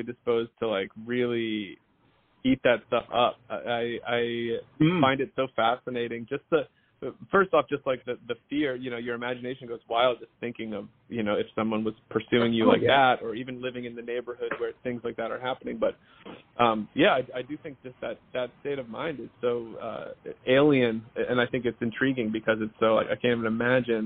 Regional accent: outside Atlanta, Georgia, United States; now in Los Angeles, United States; I grew up in Georgia in the, right outside of Atlanta

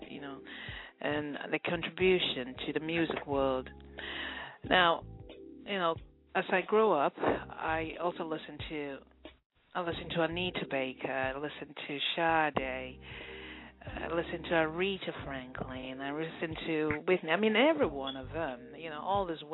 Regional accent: Nigeria; moved away as an adult; now in United States; I'm from West Africa, Nigeria, to be specific.

